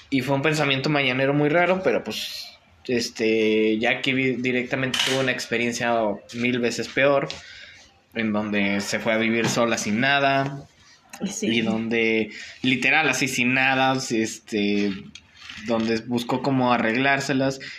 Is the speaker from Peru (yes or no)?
no; Mexico; Como buen mexicano.